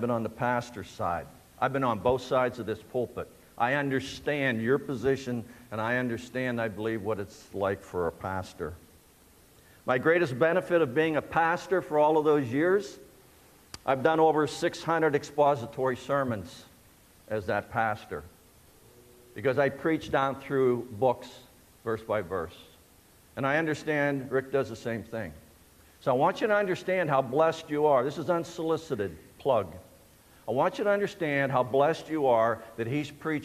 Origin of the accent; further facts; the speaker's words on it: Shenango Valley, Pennsylvania, United States; I was born and raised in the Shenango Valley